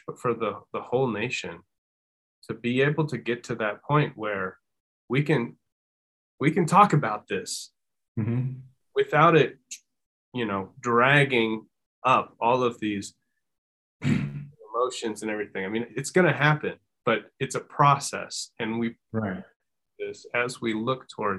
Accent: Minnesota, United States; I grew up in Minnesota

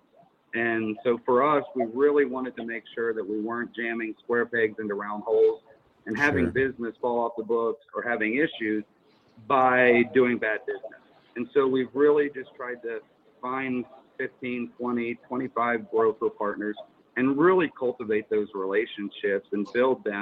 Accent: Pittsburgh, Pennsylvania, United States; moved away; also born or lived in California; I'm originally from Pittsburgh

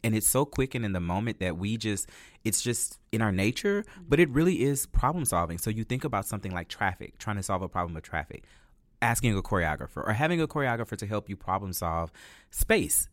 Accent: La Marque, Texas, United States; now in Houston, United States; I'm from Lamarck, Texas

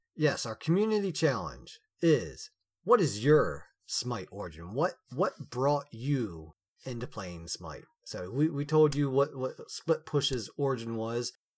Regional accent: United States; we are all American

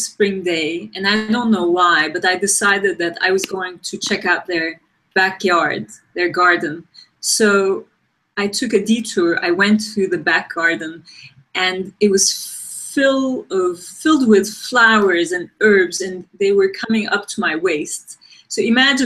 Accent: Turkey; moved away as an adult; also born or lived in Ankara, Turkey / New York, United States; I grew up in Turkey. I went to design school in Turkey in Ankara

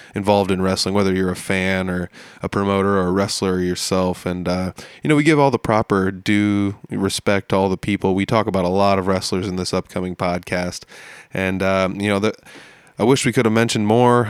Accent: near Algona, Iowa, United States; it's only 20, 30 minute car ride for me uh, from my hometown

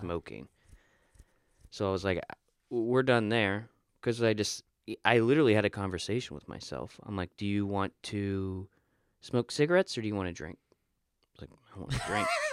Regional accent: Florida, United States; moved away; I'm a dude from Florida.

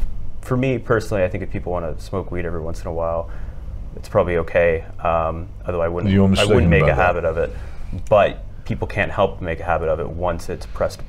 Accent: Canada; also born or lived in Victoria, British Columbia; as a Canadian whose country has federally legalized marijuana

